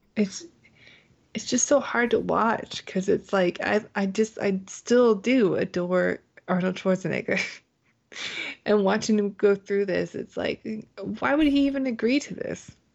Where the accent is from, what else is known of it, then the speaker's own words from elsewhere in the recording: Canada; now in United States; I grew up in Canada